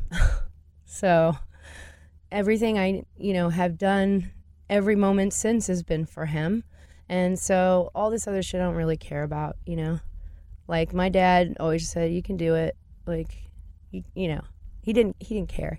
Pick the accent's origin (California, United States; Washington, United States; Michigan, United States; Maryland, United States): California, United States; Orange County; also born or lived in Los Angeles; in Orange County at that time, that wasn't the ladylike thing to do.